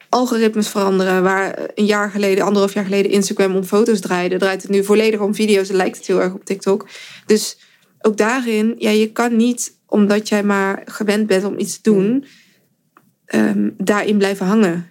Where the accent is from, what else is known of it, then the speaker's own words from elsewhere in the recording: 's-Hertogenbosch, North Brabant, Netherlands; in Den Bosch, waar ik vandaan kom